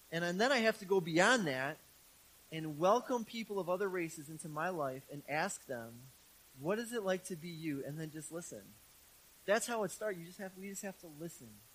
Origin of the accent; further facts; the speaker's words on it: Milwaukee, Wisconsin, United States; I grew up in Milwaukee, in the city of Milwaukee, in a very urban neighborhood.